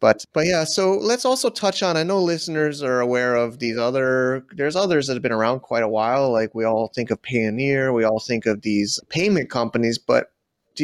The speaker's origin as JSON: {"language": "English", "country": "United States", "said": "as an American"}